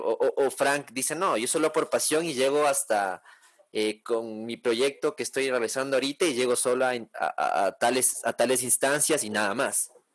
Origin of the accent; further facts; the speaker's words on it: Ecuador; yo soy ecuatoriano de nacimiento, mis papás son ecuatorianos y todo